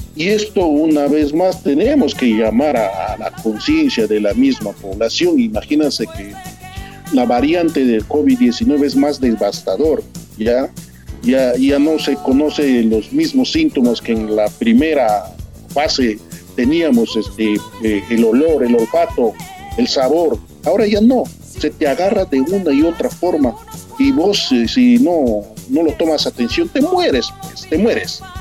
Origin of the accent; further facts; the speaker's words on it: Peru; moved away; en mi país